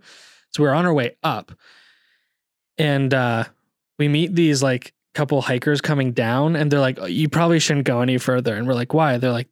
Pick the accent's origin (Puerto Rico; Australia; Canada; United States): Canada; Calgary, Alberta; born there; We actually ended up going early because I was born in Calgary.